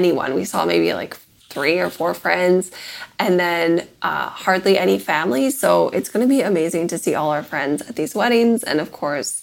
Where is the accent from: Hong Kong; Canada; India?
Canada; Victoria, British Columbia; now in United States